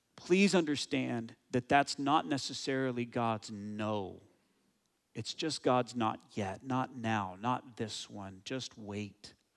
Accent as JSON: {"language": "English", "country": "United States", "moved": "as an adult", "lives_now": "Canada", "said": "my home country, the U S"}